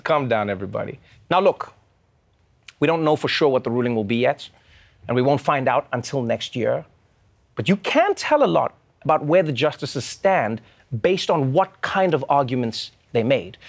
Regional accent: South Africa; I too am a South African

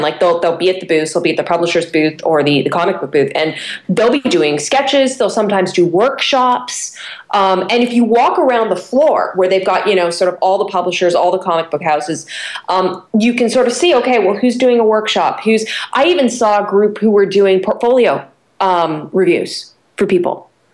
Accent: Canada; I'm a Canadian

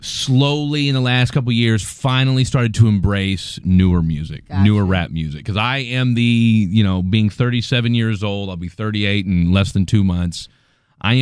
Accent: Topeka, Kansas, United States; which happened in my hometown, by the way. I'm from Topeka, Kansas

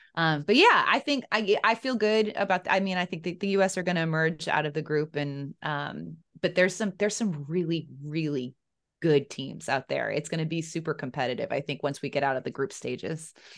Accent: Chicago, Illinois, United States; moved away; I'm from Chicago originally

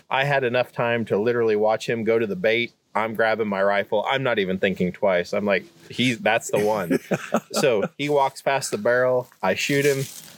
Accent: Hyannis, Nebraska, United States; I grew up in western Nebraska in a little tiny town called Hyannis

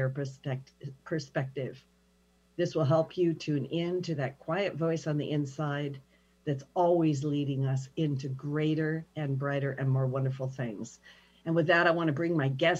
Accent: Pendleton, Oregon, United States; moved away as an adult; also born or lived in Saudi Arabia; I'm small town United States, you know, I'm from Pendleton, Oregon

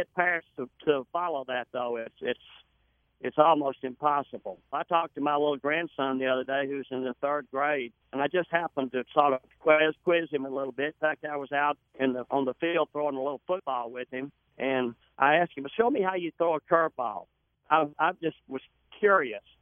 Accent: the South, United States; I'm from the South

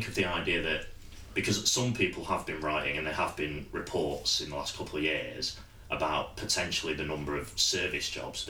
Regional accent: Sheffield, Yorkshire and the Humber, United Kingdom; I'm from Sheffield, which was known as a steel city and it still makes steel

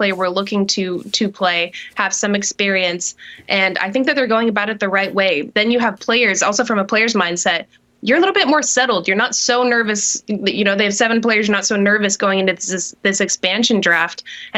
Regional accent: Utah, United States; I am from Utah

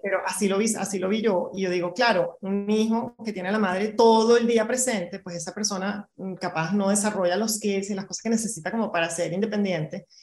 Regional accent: Venezuela; moved away as an adult; now in Mexico; me voy de Venezuela hace 15 años eh, y a los casi 40 empiezo otra vez de cero

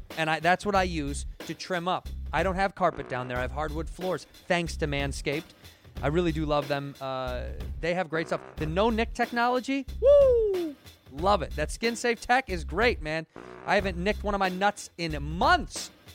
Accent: Chicago, Illinois, United States; moved away; I'm from Chicago

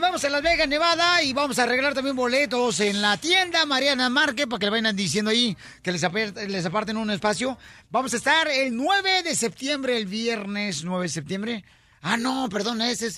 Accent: Mexico; now in United States

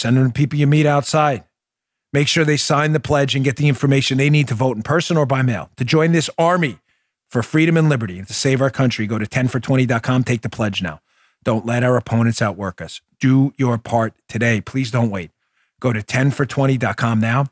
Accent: New York City, New York, United States; we're both from Queens

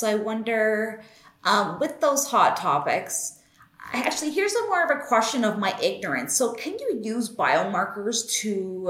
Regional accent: Canada; I'm from Canada

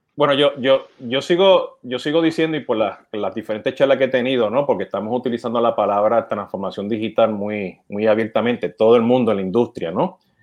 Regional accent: Puerto Rico; now in United States; Siendo puertorriqueño, llamando con mi acento

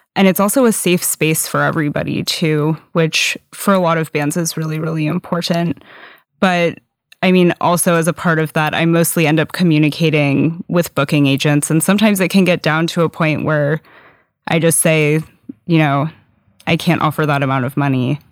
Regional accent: San Diego, California, United States; now in Seattle, United States; I grew up in San Diego, which essentially has no all-ages scene

